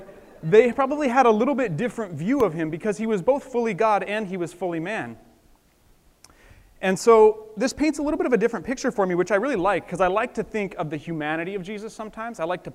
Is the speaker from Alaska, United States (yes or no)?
no; Colstrip, Montana, United States; when I was growing up in Colstrip, Montana, that was the name of it, Colstrip.